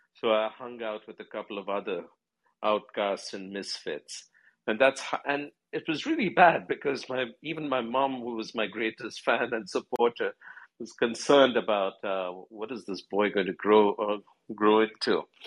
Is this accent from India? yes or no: yes; New Delhi, Delhi, India; I was born in Delhi, in New Delhi, in India.